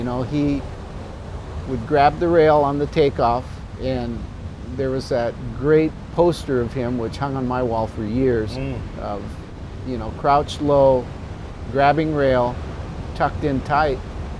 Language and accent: English; Honolulu, Hawaii, United States; Well, it was a wonderful time to grow up. In the 50s, in the early 60s, it was still a very local place.